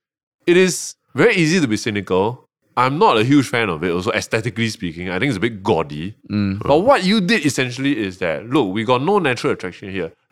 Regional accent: Malaysia; now in Singapore; okay, full disclosure, Malaysian. I'm a PR here.

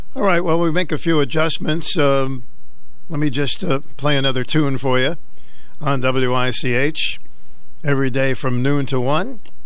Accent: Boston, Massachusetts, United States; moved away; my hometown, Beantown

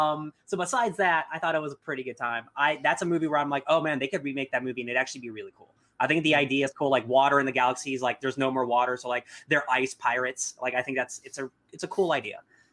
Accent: the South, United States; I'm dangerous and from the South.

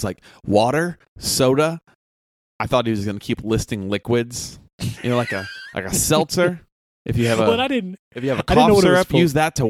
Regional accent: Chicago, Illinois, United States; born or raised there

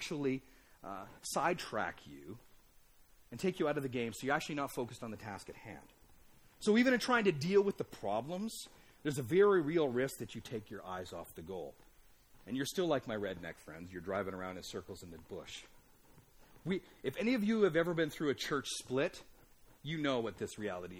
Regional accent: Alberta, Canada; I grew up in Alberta.

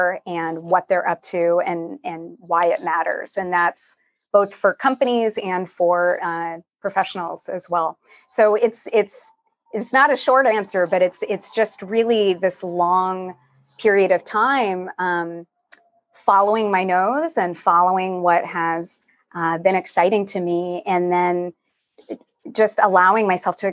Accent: Texas, United States; now in San Francisco, United States; I'm from Texas originally.

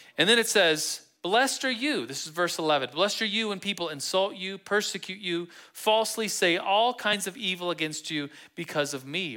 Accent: Manitou Springs, Colorado, United States; I'm from Manitou. And we call Manitou Manitou Springs

